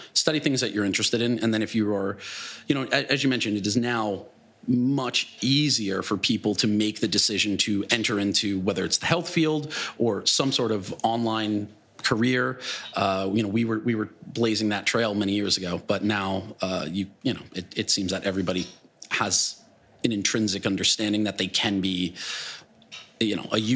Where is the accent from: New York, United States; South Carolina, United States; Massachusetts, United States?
New York, United States; Glen Cove; I'm just a kid from Long Island